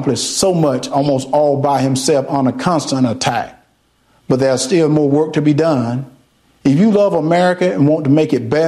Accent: Deep South, United States; Growing up in the Deep South

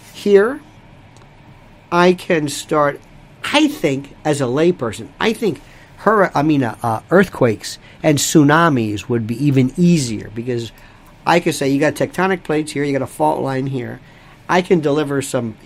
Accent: Florida, United States; Florida, my home state

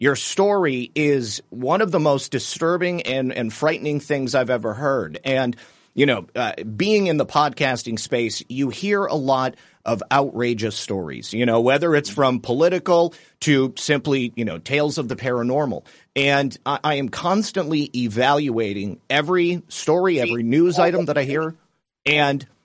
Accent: Michigan, United States; also born or lived in Kent, Ohio; now in Florida, United States; I'm from Michigan, so obviously, you know, where I grew up, there was quite a few closed down factories emptied out

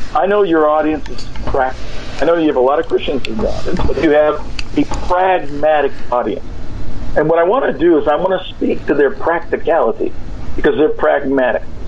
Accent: California, United States; moved away; I'm from California. It's, I don't live there now

